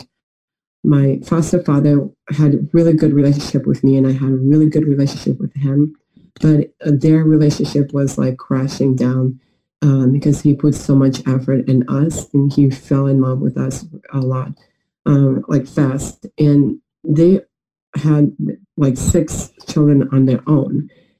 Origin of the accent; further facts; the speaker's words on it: Atlanta, Georgia, United States; now in Moscow, Russia; But my hometown is actually, in America, Atlanta, Georgia. So I live in Atlanta, Georgia, and Russia at the same time.